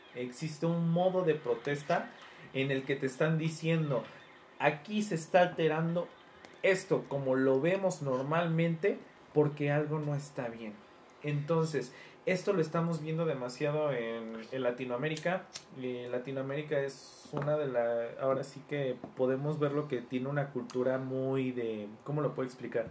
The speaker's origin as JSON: {"language": "Spanish", "country": "Mexico", "said": "todos como mexicanos"}